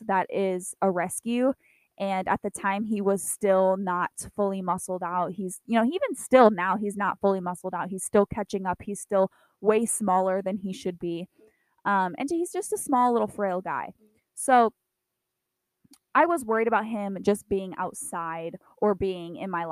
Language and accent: English; Iowa, United States; My hometown had two tornadoes around it